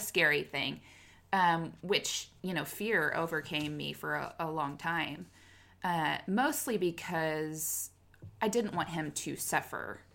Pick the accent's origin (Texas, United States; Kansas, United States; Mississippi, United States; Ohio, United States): Kansas, United States; moved away as an adult; now in Oklahoma, United States; born and raised in Kansas, and then moved to Oklahoma for job